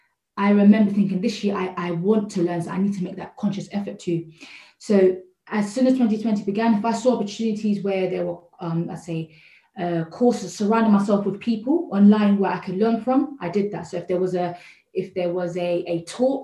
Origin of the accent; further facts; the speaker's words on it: Croydon, London, United Kingdom; I'm from South London, Croydon